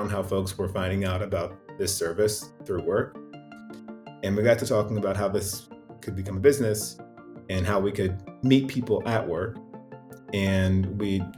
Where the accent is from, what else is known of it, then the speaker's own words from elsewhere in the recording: Indiana, United States; also born or lived in Lexington, Kentucky; I was born in Lexington, Kentucky, moved to Indiana when I was in third grade, 8 years old. And so when I think about where I grew up, it was Indiana.